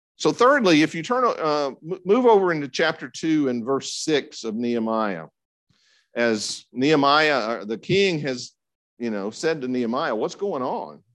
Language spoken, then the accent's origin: English; Franklin, United States; I was attending the church that I grew up in in Franklin